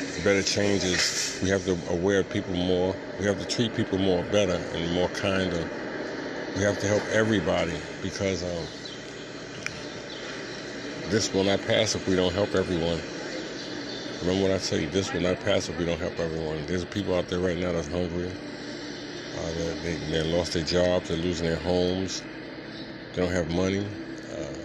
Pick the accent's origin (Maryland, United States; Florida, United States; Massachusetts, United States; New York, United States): New York, United States; New York City; moved away; for my whole life growing up in New York